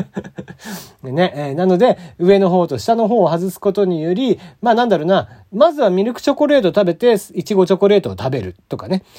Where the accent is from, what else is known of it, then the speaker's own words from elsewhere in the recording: Kagoshima, Japan; moved away; 僕の地元、鹿児島